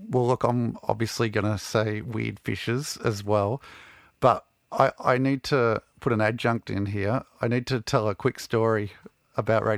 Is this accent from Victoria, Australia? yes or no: yes; Melbourne, Victoria, Australia; growing up in Melbourne in the, the mid-nineties